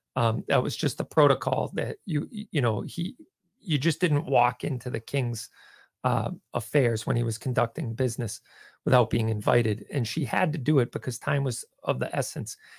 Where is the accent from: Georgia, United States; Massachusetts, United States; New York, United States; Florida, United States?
Massachusetts, United States; Dennis; I grew up in Dennis, so I went to Tech.